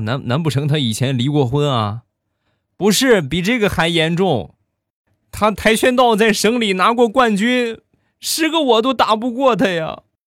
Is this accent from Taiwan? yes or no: no; Shandong, China; 我呢山东人